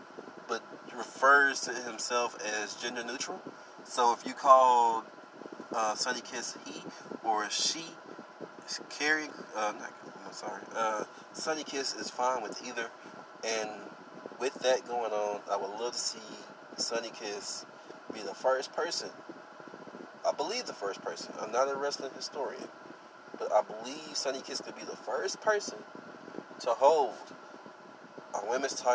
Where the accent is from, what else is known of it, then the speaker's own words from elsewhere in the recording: Texas, United States; I'm from Texas